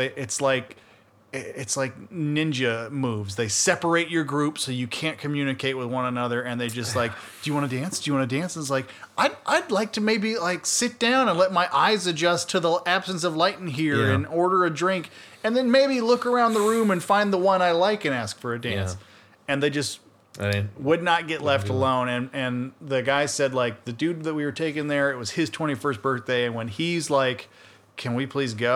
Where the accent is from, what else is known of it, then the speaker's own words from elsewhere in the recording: Atlanta, Georgia, United States; we're from Atlanta, Georgia.